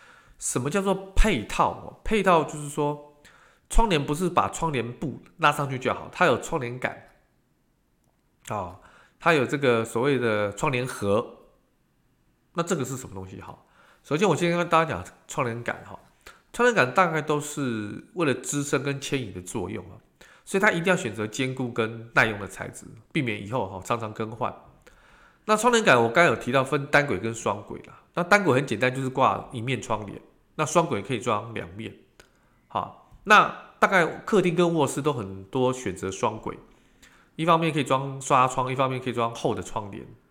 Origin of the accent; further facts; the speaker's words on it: Taiwan; 在我们台湾人跟中国人的这个虎年当中啊